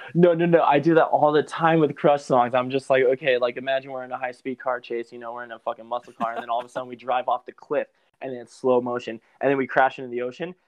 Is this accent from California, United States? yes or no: no; Belen, New Mexico, United States; also born or lived in Albuquerque; my hometown of um, Belen, which is south of Albuquerque